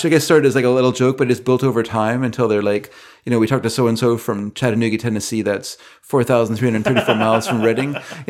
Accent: British Columbia, Canada; we grew up here in the Lower Mainland where the First Nations people are very well hidden.

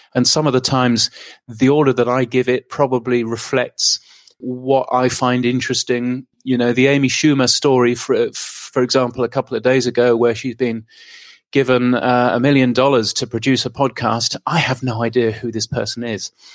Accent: United Kingdom; moved away as an adult; now in Australia; I'm a Brit, not, not an Aussie

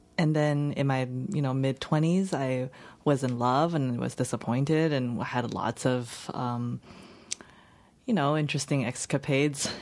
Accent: Los Angeles County, California, United States; English is a second language; also born or lived in China; I grew up in the suburb in L, L, outside of L A, in L A County

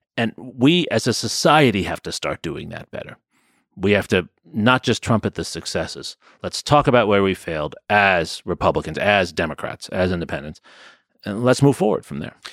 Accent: New York, United States; I grew up in New York, so I'm growing up as a legacy

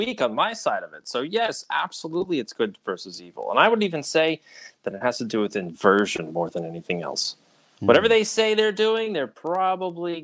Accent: Long Island, New York, United States; born or raised there

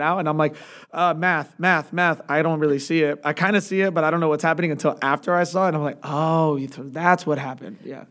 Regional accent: Atlanta, Georgia, United States; also born or lived in Chicago; moved down when I was really young, uh, to Atlanta and have been there ever since

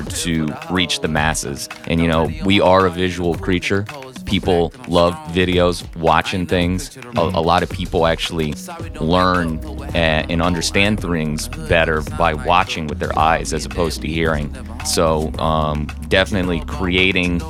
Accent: St. Louis, Missouri, United States; I'm from St. Louis. I'm from South City, but I lived in a different state

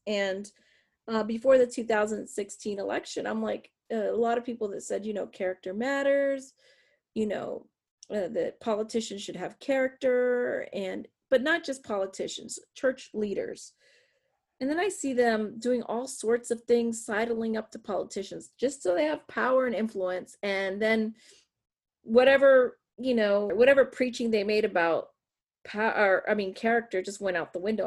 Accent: south of Erie, northwest Pennsylvania, United States; also born or lived in Puerto Rico / California; most of my life I grew up in the north, uh, northwest Pennsylvania, south of Erie, Pennsylvania

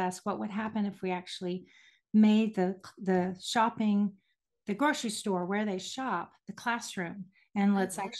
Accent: Houston, Texas, United States; moved away as an adult; also born or lived in Hickory, North Carolina; I was raised in Houston, Texas, and I will always be a Texas girl

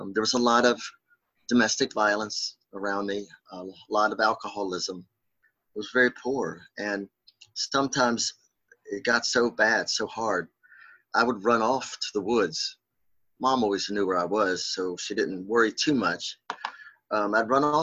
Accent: Winchester, Virginia, United States; I grew up in outside Winchester, Virginia, the Shenandoah Valley

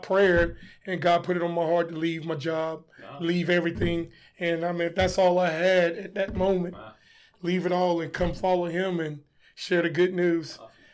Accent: Washington, District of Columbia, United States; born there; now in Charlotte, United States; I was born in Washington, D.C. Lived in Charlotte, North Carolina, probably 34 years now. So Charlotte's home.

